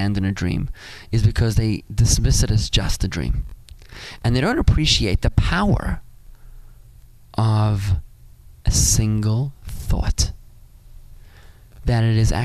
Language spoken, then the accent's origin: English; South Africa; now in Palm Beach Gardens, United States; I'm a South African kid